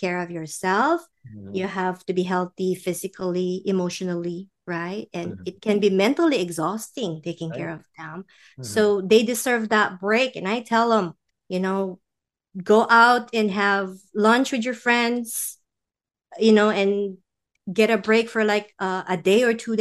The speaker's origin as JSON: {"language": "English", "country": "Philippines", "moved": "yes", "said": "we're from the Philippines"}